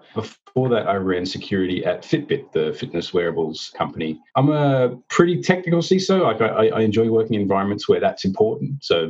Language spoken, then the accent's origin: English; Australia; accent: Australian; now in United States; You'll hear that I've managed to lose all of my Australian accent, and I guess I've lost the ability to remember how to say my job title as well.